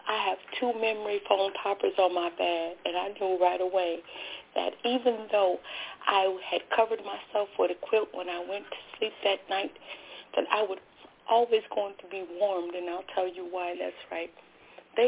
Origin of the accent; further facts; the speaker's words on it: Joliet, Illinois, United States; I'm from Chicagoland. I live in the suburbs, and I live in Joliet, Illinois